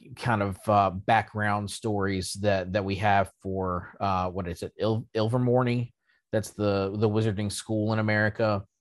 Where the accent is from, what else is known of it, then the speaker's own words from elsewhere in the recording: United States; being an American myself